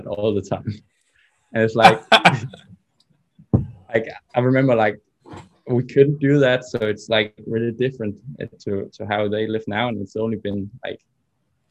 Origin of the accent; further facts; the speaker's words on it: Denmark; growing up in Denmark in regards to sport is like many other countries